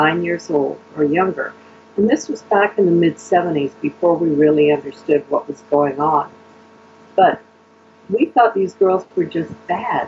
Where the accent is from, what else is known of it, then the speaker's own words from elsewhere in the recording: Canada; Canadian Europeans do this, Euro-Canadians